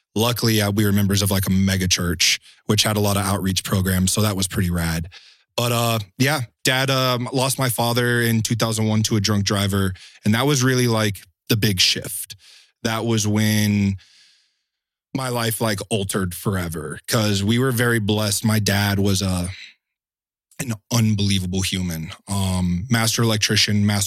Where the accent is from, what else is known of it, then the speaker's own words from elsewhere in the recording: Woodstock, Georgia, United States; Born and raised in Atlanta, Georgia, just north of Atlanta, Woodstock.